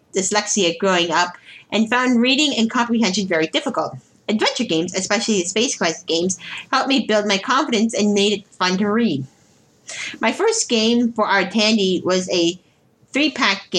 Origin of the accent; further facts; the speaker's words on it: Ottawa, Ontario, Canada; moved away as an adult; now in Toronto, Canada; I just had a bad time growing up in Ottawa. And immediately hijacked my way back to Toronto as soon as I could